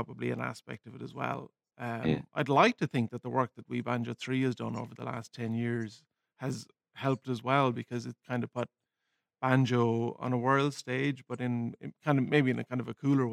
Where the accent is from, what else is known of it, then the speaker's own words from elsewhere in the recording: Ireland; I'm an Irish musician and I grew up with so much brilliant Irish music